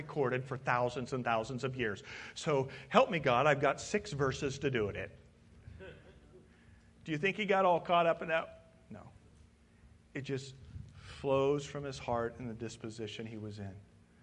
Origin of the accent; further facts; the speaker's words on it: Midwest, United States; moved away; I'm from the Midwest